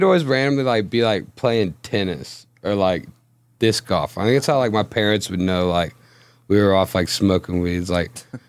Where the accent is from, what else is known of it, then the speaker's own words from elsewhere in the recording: Matagorda County, Texas, United States; I grew up in Matagorda County, though.